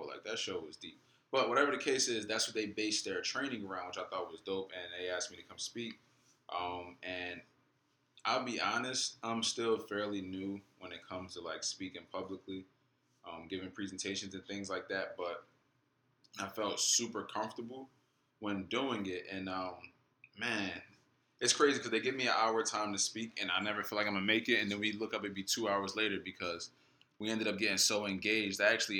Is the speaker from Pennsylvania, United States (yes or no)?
no; Orlando, Florida, United States; Yeah, I'm from Orlando, so you look at them like, yo, all right.